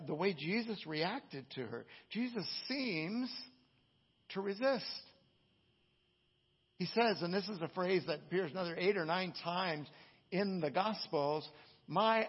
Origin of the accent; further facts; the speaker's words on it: California, United States; I'm from California